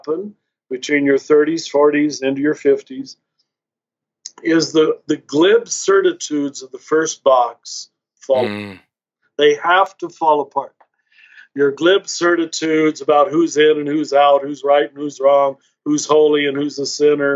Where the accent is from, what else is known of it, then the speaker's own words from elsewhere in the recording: Kansas, United States; I was raised conservative Catholic in Kansas